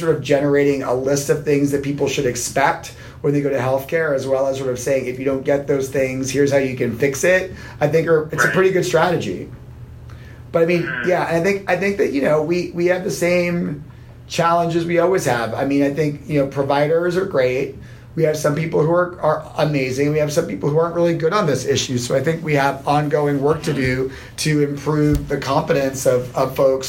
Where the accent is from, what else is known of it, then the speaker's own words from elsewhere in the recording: New York City, New York, United States; I had that experience as a New Yorker.